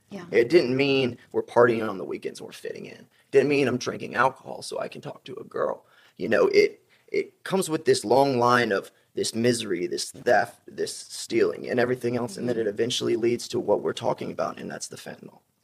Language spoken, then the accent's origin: English; South Carolina, United States; moved away; I'm from South Carolina originally